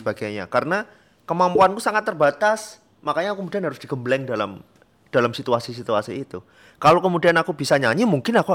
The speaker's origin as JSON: {"language": "Indonesian", "region": "Special Region of Yogyakarta", "country": "Indonesia", "said": "gimana cara membuat Gunung Kidul atau tetangga atau desa saya menjadi lebih sejahtera gitu"}